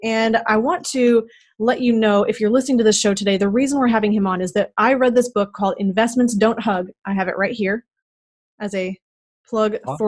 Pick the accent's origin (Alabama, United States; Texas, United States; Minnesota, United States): Minnesota, United States; Moose Lake; moved away; I grew up in Minnesota, and I realize that 18,000 is actually very large compared to some cities. I think, I can't even remember how many. I think our town had 1,800. And I lived there, we put in the second stoplight.